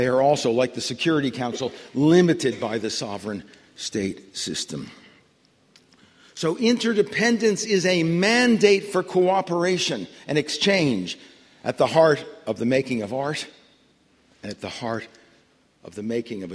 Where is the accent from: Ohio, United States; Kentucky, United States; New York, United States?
New York, United States; New York City; When I was growing up in New York City in the 1940s